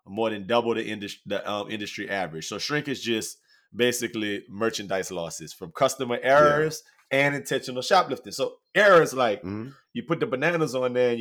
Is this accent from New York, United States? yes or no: no; Louisiana, United States; When I was growing up in Louisiana